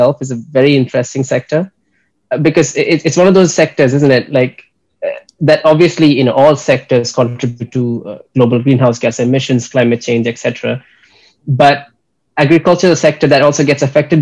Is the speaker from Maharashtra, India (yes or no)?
no; Kerala, India; moved away as an adult; also born or lived in United States / Graz, Austria; I'm originally from Kerala, a state in India.